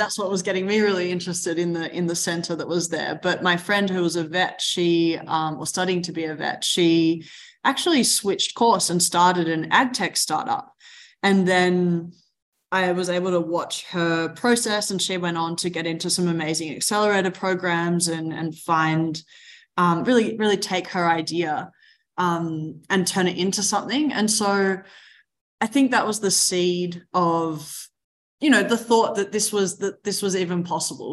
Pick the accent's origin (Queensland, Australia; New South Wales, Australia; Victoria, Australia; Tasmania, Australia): Victoria, Australia; Mornington Peninsula, Melbourne; I grew up in the Mornington Peninsula, just outside of Melbourne, a beautiful place in the world.